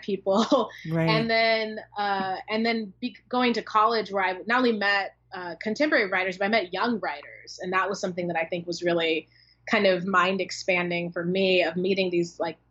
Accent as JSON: {"language": "English", "town": "Oceanside", "region": "California", "country": "United States", "said": "I'm from San Diego County, from Oceanside, which is where The Mothers is set, my first book"}